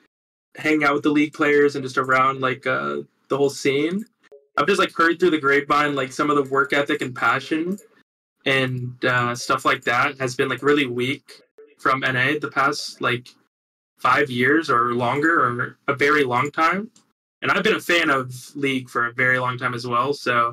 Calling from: Los Angeles, California, United States; Los Angeles.

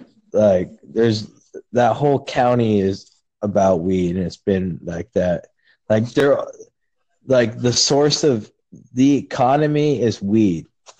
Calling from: California, United States

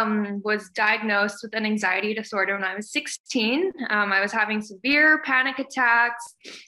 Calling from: Calgary, Alberta, Canada; I'm in Calgary, Alberta.

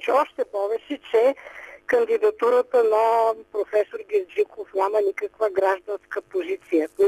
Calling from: Sofia, Sofia City, Bulgaria; от София съм

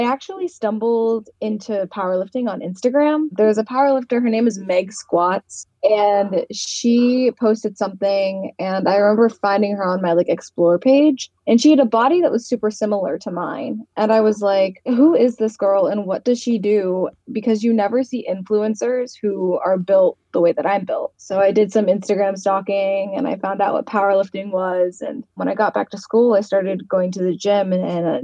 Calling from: Virginia, United States; I am calling from Virginia in the United States of America.

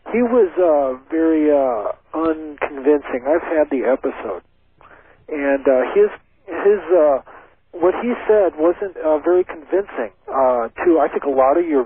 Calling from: Omaha, Nebraska, United States; I'm calling from Omaha, Nebraska.

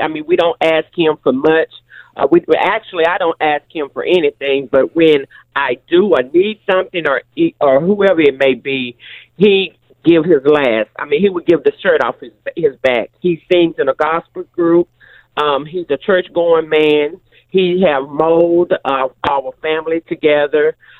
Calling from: Ruston, Louisiana, United States; I'm calling from Rushton, Louisiana.

